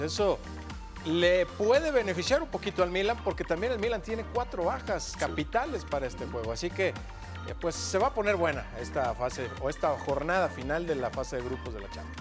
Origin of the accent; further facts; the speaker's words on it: Guadalajara, Jalisco, Mexico; yo como tapatío